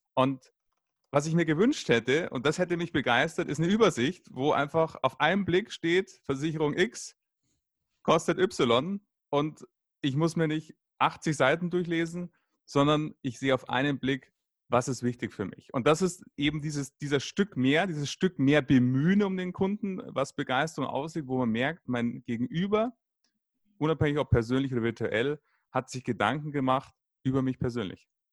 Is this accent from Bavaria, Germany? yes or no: yes; Munich, Bavaria, Germany; in Bayern, ich komme aus München